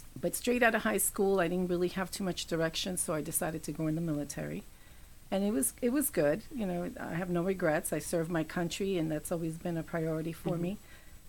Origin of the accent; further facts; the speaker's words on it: New York City, New York, United States; moved away as an adult; now in North Carolina, United States; I was born and raised in New York City, first generation out of the island of Puerto Rico.